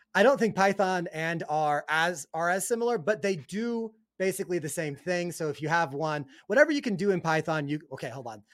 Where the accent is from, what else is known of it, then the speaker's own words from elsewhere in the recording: Salt Lake City, Utah, United States; my hometown of Salt Lake City, Utah